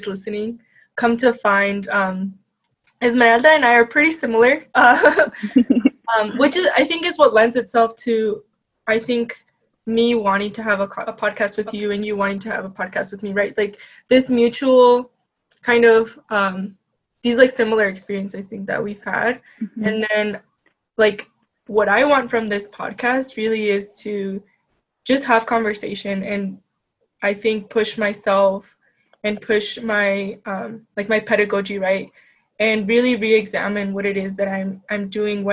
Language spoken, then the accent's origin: English; Colorado Springs, Colorado, United States; also born or lived in Durango, Mexico / Boulder, Colorado / Denver, Colorado; I grew up in Colorado Springs